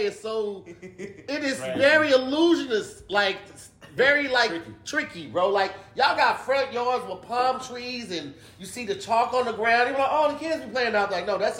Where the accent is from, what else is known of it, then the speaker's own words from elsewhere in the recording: East St. Louis, Illinois, United States; I'm actually from East St.